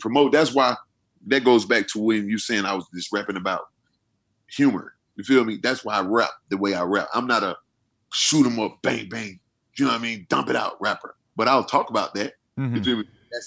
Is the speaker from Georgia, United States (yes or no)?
yes; Atlanta, Georgia, United States; I'm from Atlanta